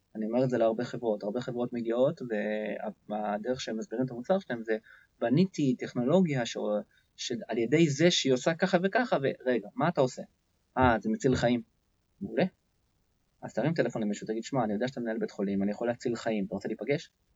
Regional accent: Israel; אני ישראלי בעצמי, ואני חי בתוך עמי

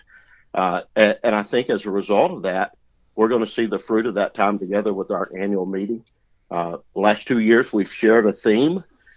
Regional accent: the Arkansas Delta, United States; I'm from the Delta, raised in the Delta, still live in the Delta

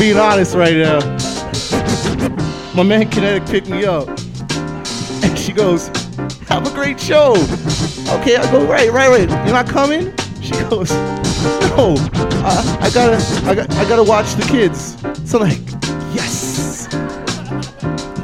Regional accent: Mississauga, Ontario, Canada; now in Winnipeg, Canada; I grew up in good old Mississauga, Ontario, Cooksville to be specific

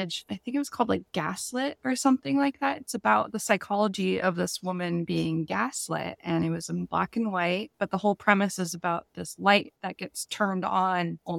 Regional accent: Washington, United States; I've been born and raised in Washington. I live in a really nice area called Kirkland.

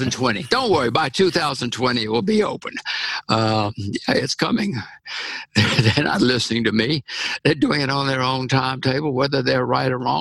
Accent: United States; I'm an American

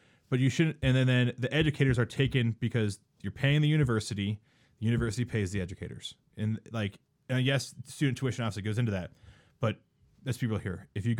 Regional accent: East Coast, United States; moved away as an adult; now in Colorado, United States; No, man, I'm from the East Coast. Just moved out here about a year ago.

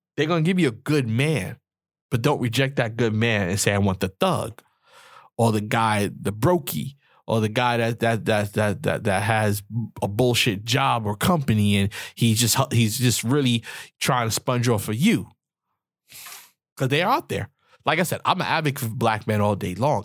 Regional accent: New York City, New York, United States; I'm from New York, the Bronx, the projects

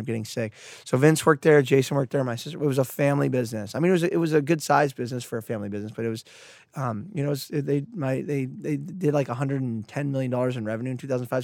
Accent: Santa Cruz, California, United States; I grew up in Santa Cruz here

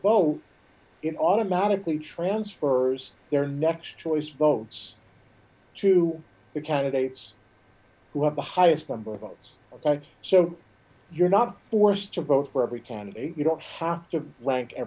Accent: Vineland, New Jersey, United States; Vineland, my hometown

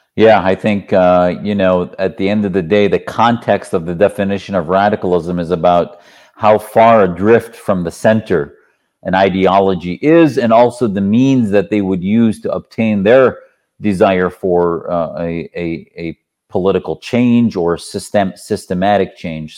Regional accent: Wisconsin, United States; I was raised in Wisconsin

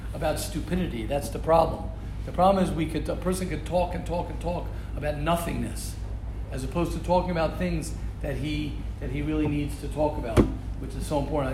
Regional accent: United States; me as an American

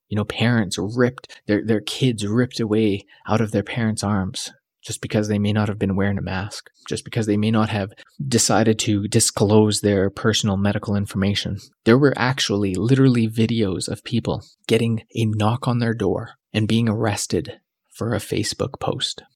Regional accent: Canada; I came back because I loved being a Canadian

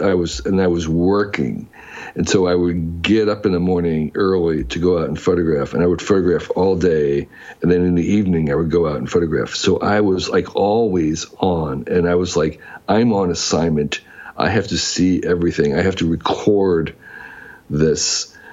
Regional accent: New Jersey, United States; moved away as an adult; I grew up in New Jersey

